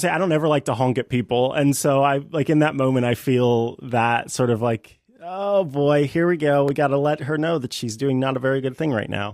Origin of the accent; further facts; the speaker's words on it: St. Joseph, Missouri, United States; in St. Joe, my hometown